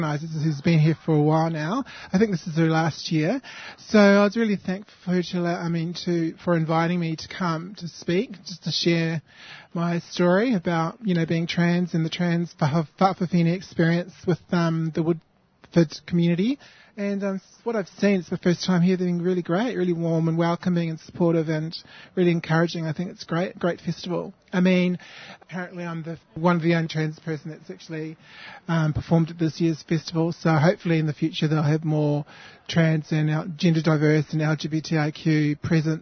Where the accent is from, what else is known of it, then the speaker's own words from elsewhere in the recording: New Zealand; now in Sydney, Australia; I was born in New Zealand and moved to Australia in the 90s